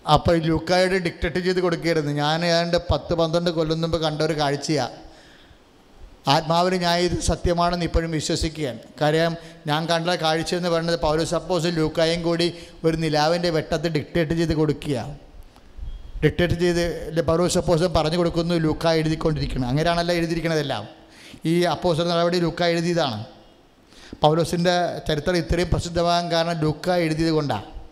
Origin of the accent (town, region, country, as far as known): Kerala, India